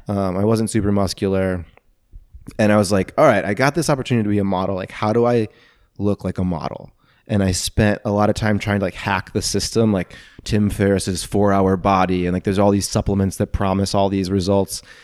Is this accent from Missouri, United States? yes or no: yes; St. Louis, Missouri, United States; I grew up residential, Saint Louis